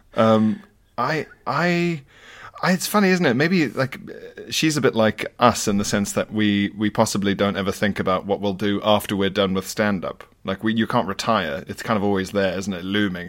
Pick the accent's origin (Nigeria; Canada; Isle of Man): Isle of Man; moved away; I grew up partially on the Isle of Man